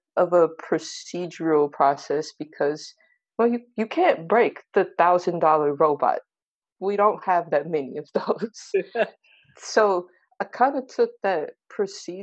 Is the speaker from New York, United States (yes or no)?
no; Tulsa, Oklahoma, United States; I'm in Tulsa, Oklahoma